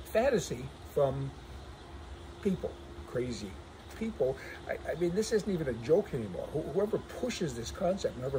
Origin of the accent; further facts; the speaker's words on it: Canada; our country, to Canada